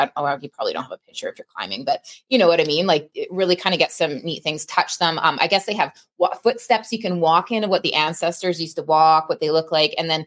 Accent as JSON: {"language": "English", "country": "Canada", "said": "I'm Canadian"}